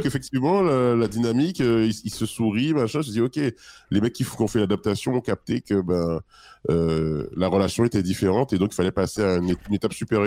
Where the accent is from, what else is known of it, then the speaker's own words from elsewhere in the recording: Île-de-France, France; moi, je suis d'Île-de-France, je suis à parisien.